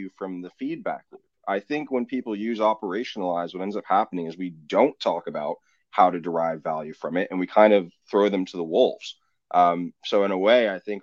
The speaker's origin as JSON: {"language": "English", "country": "France", "tie": "born or raised there", "said": "I grew up in the French Alps"}